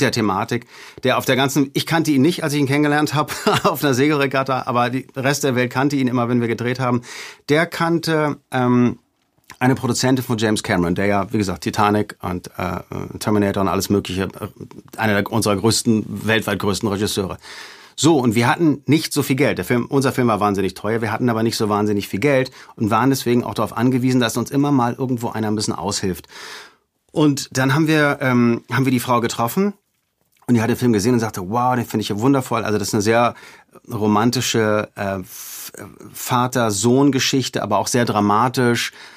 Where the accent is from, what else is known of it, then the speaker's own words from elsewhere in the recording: Hamburg, Germany; in Hamburg durch die Gegend gefahren, wo ich aufgewachsen bin